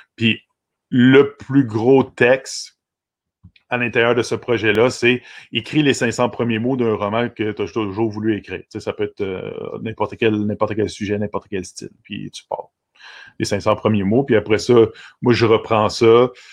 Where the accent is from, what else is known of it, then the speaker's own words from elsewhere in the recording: Vaudreuil-Dorion, Quebec, Canada; also born or lived in Pointe-Claire; je suis un gars de, Dorion. En fait, euh, la ville s'appelle maintenant Vaudreuil-Dorion depuis 1994